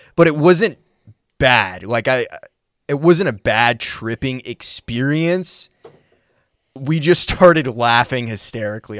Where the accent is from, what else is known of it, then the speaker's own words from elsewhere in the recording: Maine, United States; now in Nashville, United States; I'm from Maine originally